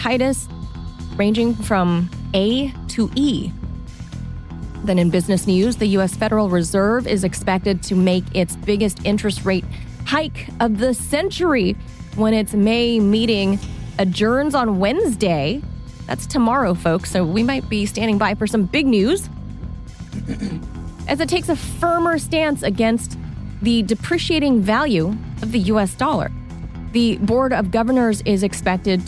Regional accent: Los Angeles, California, United States; born or raised there

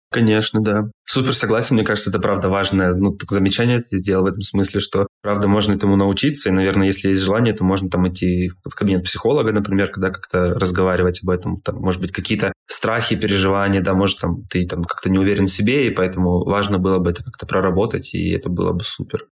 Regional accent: Krasnodar, Krasnodar Krai, Russia; Я из Краснодара

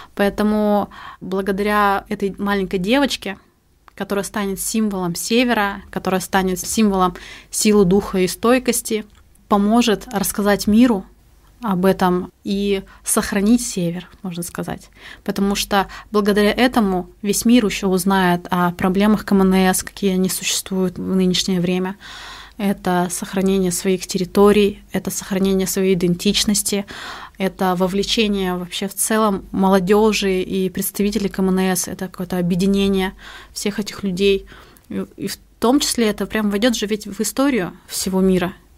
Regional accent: Arka, Khabarovsk Krai, Russia; now in Yakutia, Russia; Родом я из села Арка Охотского района Хабаровского края

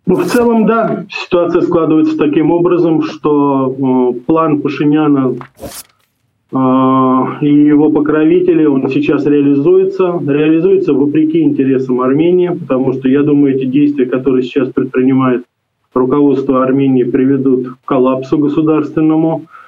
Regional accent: Russia; я родился и вырос в России

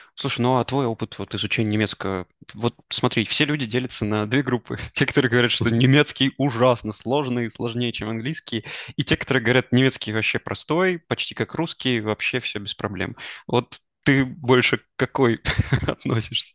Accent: Kostroma, Kostroma Oblast, Russia; moved away; also born or lived in Israel; мы с тобой из Костромы

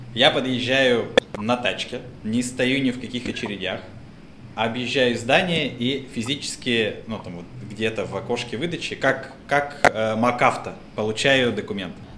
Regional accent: Russia; moved away as an adult; also born or lived in Moscow; now in Georgia; Я говорю, из России

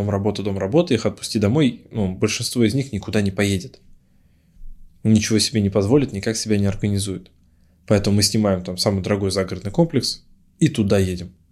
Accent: Ufa, Bashkortostan, Russia; Ну, например, я из Уфы обмениваюсь опытом там, с парнем из Тольятти или там, с Самары, или с Перми.

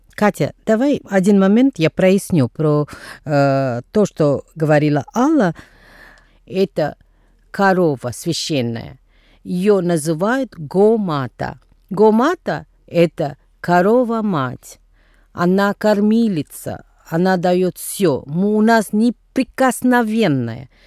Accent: Tamil Nadu, India; Russian is a second language; moved away; где я происхожу из Тамильнаду

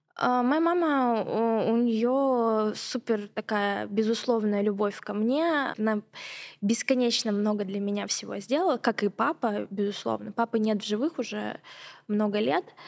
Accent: Surgut, Khanty-Mansi Autonomous Okrug, Russia; moved away as an adult; also born or lived in Yekaterinburg; Я mm-hmm. родилась в Сургуте моя семья беженцы из, из, из Абхазии, да, и мы вынуждены были переехать другое место. И я родилась в Сургуте, и вот я у нас была супер крутая школа

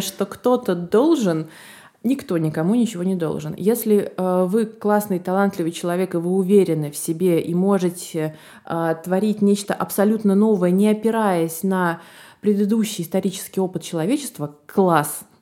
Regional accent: Saint Petersburg, Russia; я сама из Петербурга, я коренная петербурженка

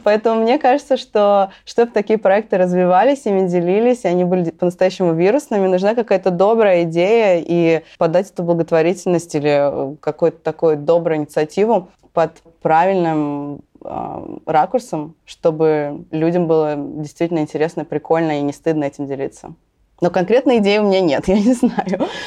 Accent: Russia; я из России

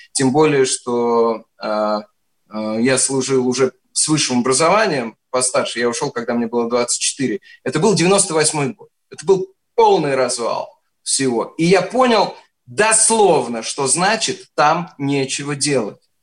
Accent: Penza, Penza Oblast, Russia; moved away; also born or lived in Moscow; вообще из Пензы, но призывался из Москвы

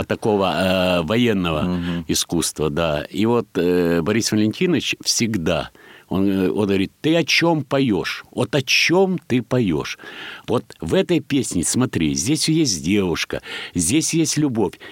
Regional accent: Kamianske, Dnipropetrovsk Oblast, Ukraine; moved away; я родился в Днепродзержинске

